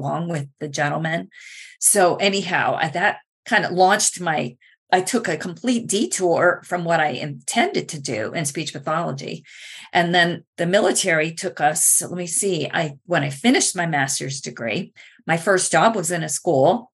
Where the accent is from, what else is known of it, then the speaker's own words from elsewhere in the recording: Wisconsin, United States; moved away as an adult; also born or lived in Florida; I left my home state of Wisconsin and went to Florida